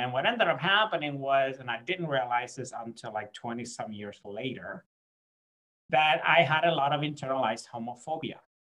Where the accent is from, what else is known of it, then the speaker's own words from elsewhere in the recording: Puerto Rico; moved away; also born or lived in Jacksonville, Florida, United States; I was born in Puerto Rico